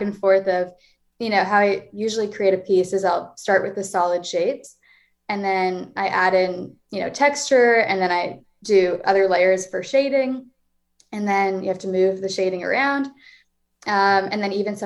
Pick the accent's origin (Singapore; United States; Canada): Canada; Toronto, Ontario; moved away as an adult; now in Montreal, Canada; I am 22, I'm from Toronto